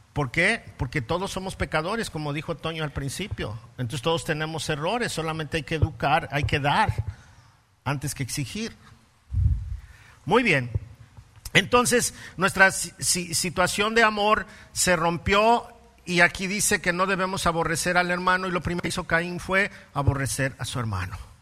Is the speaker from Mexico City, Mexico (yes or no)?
yes; Mexico City, Mexico; soy chilango